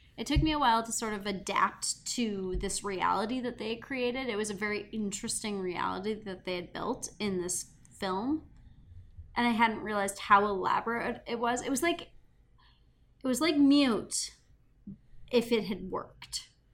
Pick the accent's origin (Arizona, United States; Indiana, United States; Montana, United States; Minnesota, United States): Montana, United States; growing up in Montana